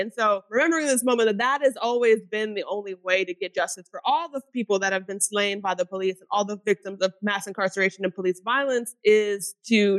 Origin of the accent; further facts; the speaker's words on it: outside of Louisville, Kentucky, United States; now in Athens, United States; my upbringing in outside of Louisville, Kentucky